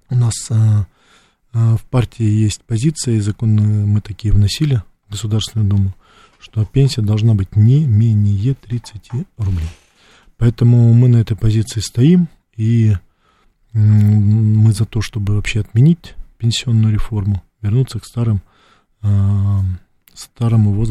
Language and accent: Russian; Russia; also born or lived in Soviet Union; Моя родина Советский Союз. Это раз. Вырос я на территории нашей большой, огромной России.